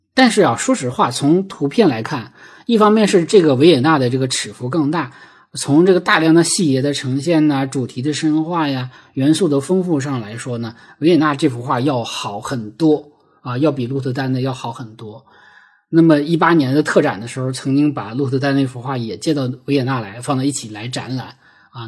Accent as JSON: {"language": "Chinese", "region": "Heilongjiang", "country": "China", "tie": "born or raised there", "moved": "yes", "said": "我们黑龙江老家的这个雪乡"}